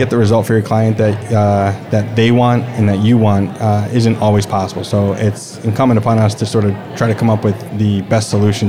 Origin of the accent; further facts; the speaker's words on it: Bridgeport, Connecticut, United States; The greater Bridgeport area.